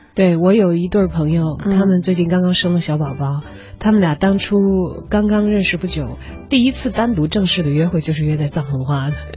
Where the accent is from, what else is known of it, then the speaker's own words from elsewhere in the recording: Chongqing, China; 我是来自于川渝一带的